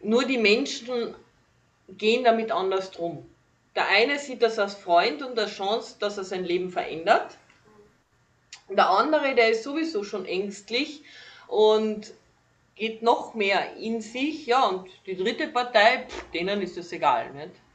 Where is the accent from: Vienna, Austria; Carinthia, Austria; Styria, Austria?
Carinthia, Austria; ich bin gebürtige Kärntnerin, komme aus Kalifornien von Österreich